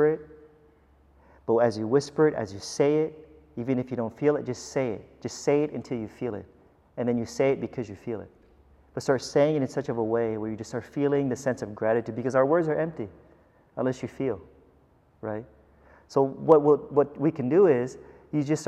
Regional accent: United States; also born or lived in Philippines; as an American

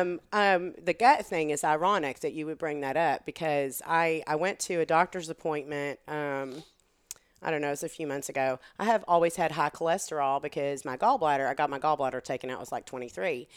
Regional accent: Texas, United States; accent: Texan; moved away as an adult; now in Hillsboro, United States; I grew up in Texas and I moved here. I was twenty-three years old

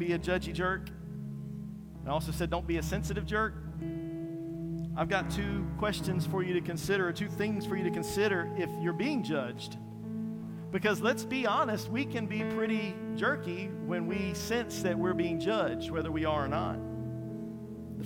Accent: Eastern North Carolina, United States; I'm from Eastern North Carolina.

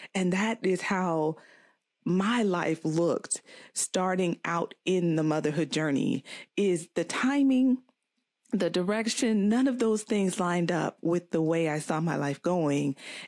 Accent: Florida, United States; also born or lived in Virginia; I was born in Virginia. Back. Nah. I went to school and high school in Florida.

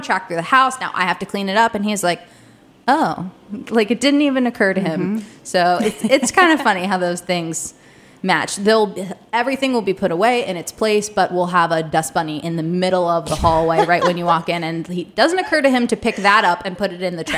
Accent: Delaware, United States; moved away as an adult; also born or lived in Charleston, South Carolina; now in Washington, DC, United States; I grew up in Delaware

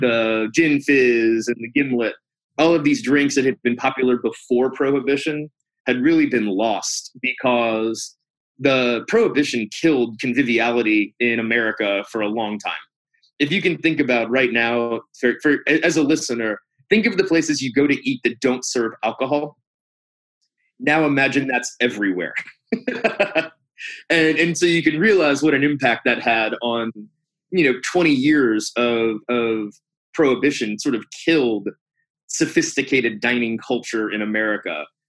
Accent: St. Louis, Missouri, United States; moved away as an adult; also born or lived in Alabama; now in New Orleans, United States; I grew up in St. Louis, Missouri

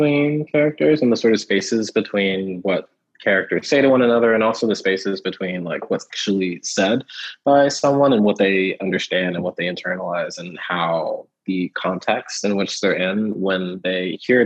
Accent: Houston, Texas, United States; also born or lived in Kentucky; moved to Texas when I was like 3 or so. And the first house we lived in was like just outside of Houston proper.

